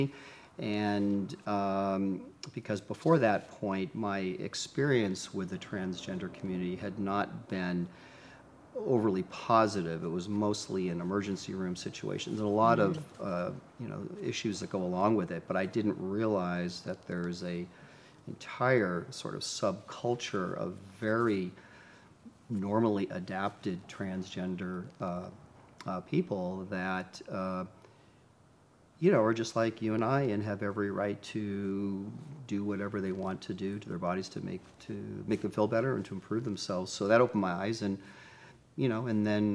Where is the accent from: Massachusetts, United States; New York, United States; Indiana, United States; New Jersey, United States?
Massachusetts, United States; Boston; moved away as an adult; now in Los Angeles, United States; I'm from Boston originally and moved to LA to do my surgical training